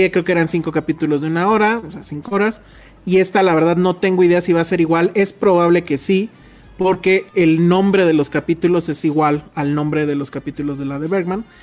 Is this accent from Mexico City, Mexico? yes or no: yes; Mexico City, Mexico; Nos preguntan que si todos somos de CDMX, de CDMX. Pues sí, sí, ¿no? Sí. O sea, original de cepa, pues.